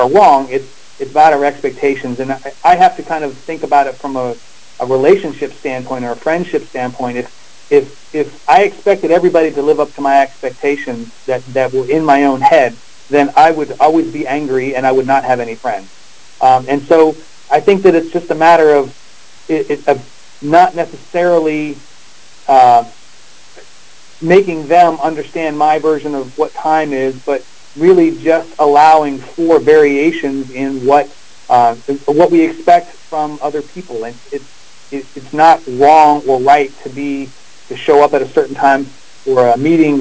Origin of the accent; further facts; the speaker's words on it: South Carolina, United States; I'm from the South, and so, you know, in South Carolina, we view time a little bit differently